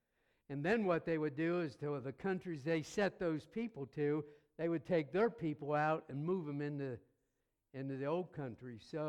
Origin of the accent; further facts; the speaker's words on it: Pennsylvania, United States; moved away; also born or lived in North Carolina / Tampa, Florida; Don't throw anything, but we're originally from Pennsylvania. We're Yankees.